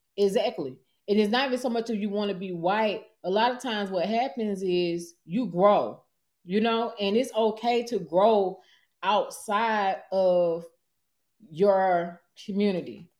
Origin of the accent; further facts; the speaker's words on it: Atlanta, Georgia, United States; I'm born and raised in Atlanta, Georgia. Born at Grady.